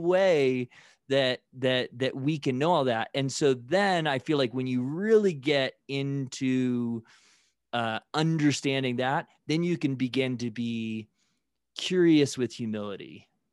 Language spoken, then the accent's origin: English; Midwest, United States; growing up in the Midwest